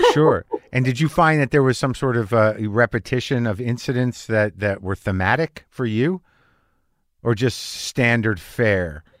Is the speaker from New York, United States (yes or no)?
no; New Mexico, United States; moved away; also born or lived in Boston area; growing up in New Mexico